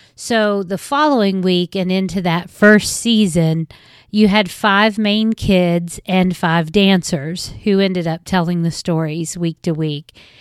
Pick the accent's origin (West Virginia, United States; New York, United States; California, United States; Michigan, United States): West Virginia, United States; accent: West Virginia; I'm from West Virginia, as you will probably be able to tell by the accent somewhere along the line